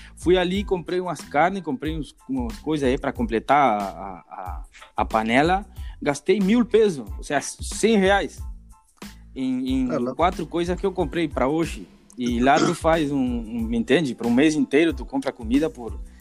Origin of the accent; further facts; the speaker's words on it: Artigas, Uruguay; moved away as an adult; now in Montevideo, Uruguay; A minha terra natal é Artigas, né? Eu nasci lá